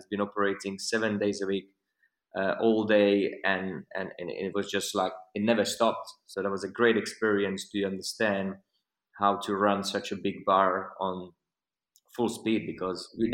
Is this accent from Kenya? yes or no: no; Slovakia; English is a second language; moved away as an adult; my bartending career started in a country where I'm from, Slovakia